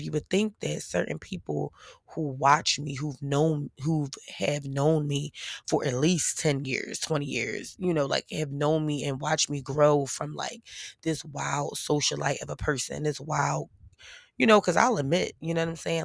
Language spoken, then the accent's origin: English; Philadelphia, Pennsylvania, United States; I'm from P A, I'm from Philly